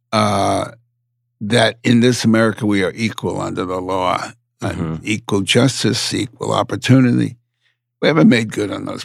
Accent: United States; I'm an American, so I always use the larger figure.

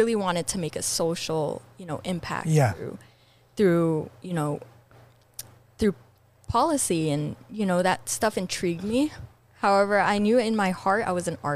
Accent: Los Angeles, California, United States; I was attending this school called Our Lady of Loreto here

